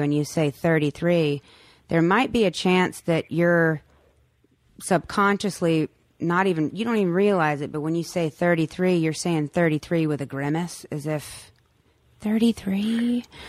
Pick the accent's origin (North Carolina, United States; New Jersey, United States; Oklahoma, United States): North Carolina, United States; also born or lived in Morehead City, North Carolina; now in Los Angeles, United States; I'd go home. I'd go back to North Carolina